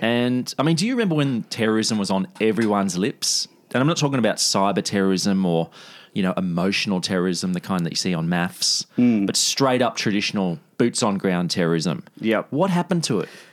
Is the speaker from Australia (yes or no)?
yes; Australia